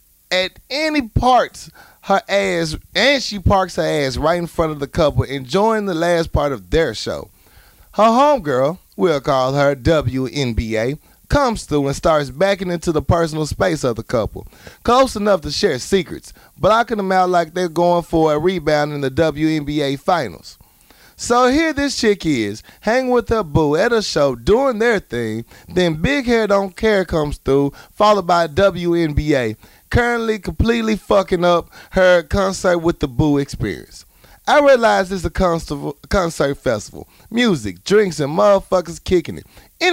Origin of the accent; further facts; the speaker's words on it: the South, United States; I'm an African-American male. I was born and raised in the South, so I'm very aware of racial tension in our country.